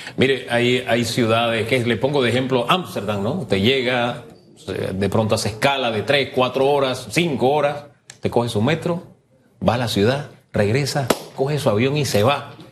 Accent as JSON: {"language": "Spanish", "town": "San Miguelito", "region": "Panamá", "country": "Panama", "tie": "born or raised there", "said": "Yo me crié en el Valle de San Isidro, en calle E ahí detrás de la boca del lobo"}